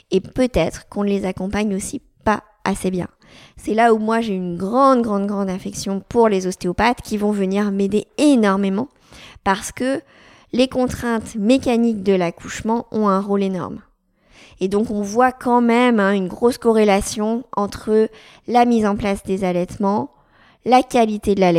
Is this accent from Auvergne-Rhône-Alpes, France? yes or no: yes; Lyon, Auvergne-Rhône-Alpes, France; je suis sage-femme, j'ai 32 ans, je suis lyonnaise, je suis née à Lyon, j'ai fait mes études à Lyon